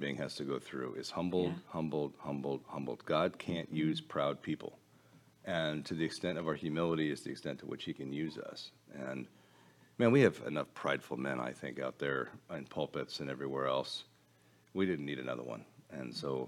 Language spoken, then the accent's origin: English; United States; now in Colorado, United States; I'm an American